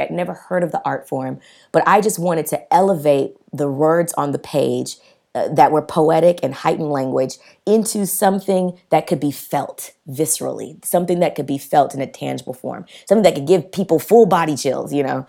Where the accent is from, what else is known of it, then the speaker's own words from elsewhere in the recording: the South, United States; I grew up in the South, Black parents